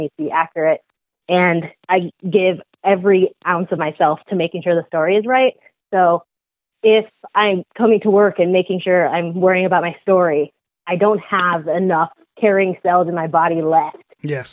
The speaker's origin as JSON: {"language": "English", "town": "Seattle", "region": "Washington", "country": "United States", "tie": "born or raised there", "moved": "as an adult", "lives_now": "Los Angeles, United States", "said": "I'm originally from Seattle, Washington. I was born there and grew up there"}